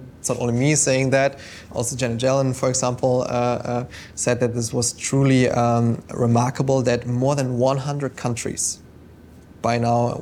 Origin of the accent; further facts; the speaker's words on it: Germany; now in London, United Kingdom; my home country